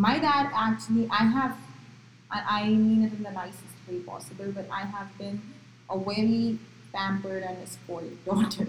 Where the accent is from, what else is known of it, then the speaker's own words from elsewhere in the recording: Gujarat, India; first language Marathi; English is a second language; moved away as an adult; also born or lived in Maharashtra; now in United States; I was born in Maharashtra but brought up in Gujarat